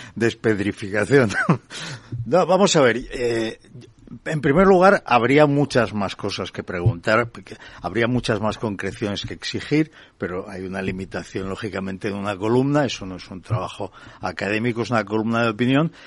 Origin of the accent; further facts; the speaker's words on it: Barcelona, Catalonia, Spain; moved away as an adult; nací en Barcelona y viví en Barcelona hasta hace cuatro años